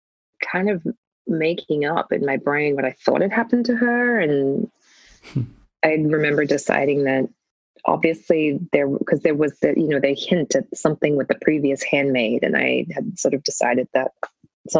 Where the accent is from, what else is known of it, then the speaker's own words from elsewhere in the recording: Australia; as an Australian, we say burger, order, you know, girlfriend. You don't hit the R.